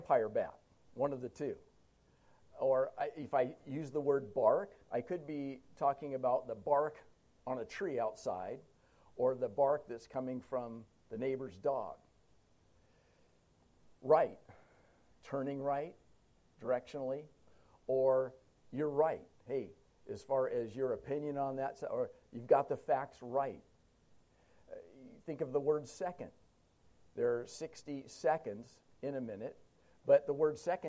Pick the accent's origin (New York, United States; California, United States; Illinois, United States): California, United States; Huntington Beach; moved away; I grew up in Huntington Beach in Orange County, Southern California